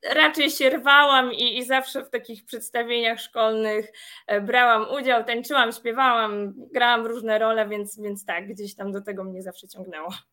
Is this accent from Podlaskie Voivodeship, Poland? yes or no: no; Przasnysz, Masovian Voivodeship, Poland; moved away as an adult; now in Warsaw, Poland; Pochodzę z niewielkiej miejscowości Przasnysz, natomiast już prawie od 9 lat mieszkam na stałe w Warszawie